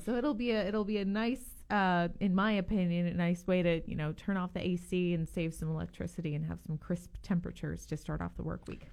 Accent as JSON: {"language": "English", "region": "Northeast", "country": "United States", "moved": "yes", "lives_now": "Gainesville, United States", "said": "I'm originally from the Northeast"}